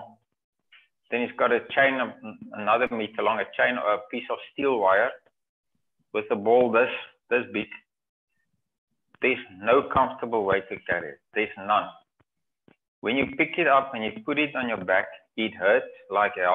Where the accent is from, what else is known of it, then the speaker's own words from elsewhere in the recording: Cape Province, South Africa; I'm from Cape Province.